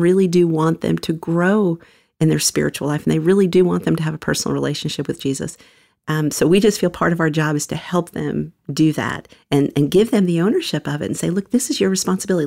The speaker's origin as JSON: {"language": "English", "region": "New York", "country": "United States", "tie": "born or raised there", "moved": "as an adult", "lives_now": "Atlanta, United States", "said": "I was born in the Bronx, New York. Um, grew up in a couple of different parts of New York, including Manhattan, Queens"}